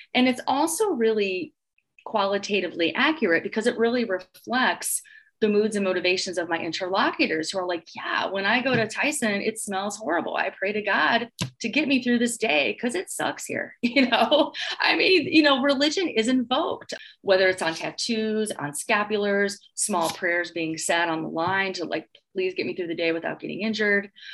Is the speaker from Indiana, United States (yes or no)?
yes; Gary, Indiana, United States; moved away as an adult; also born or lived in Illinois; now in Iowa, United States; I grew up in Gary, Indiana